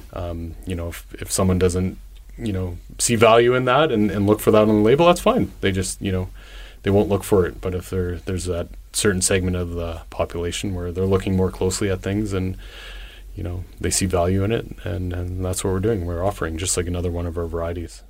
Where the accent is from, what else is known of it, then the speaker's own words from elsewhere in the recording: Winnipeg, Manitoba, Canada; moved away as an adult; also born or lived in Toronto / Ontario / Alberta / Saskatchewan; born and raised in Winnipeg